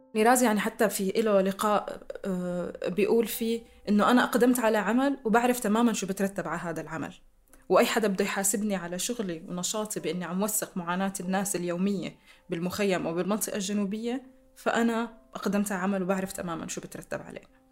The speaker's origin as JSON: {"language": "Arabic", "town": "Damascus", "region": "Damascus Governorate", "country": "Syria", "tie": "born or raised there", "accent": "Syrian", "said": "سوريا هي البلد اللي عشت فيه واللي ربيت فيه واللي درست بجامعاته واللي ب- بحكي لهجته"}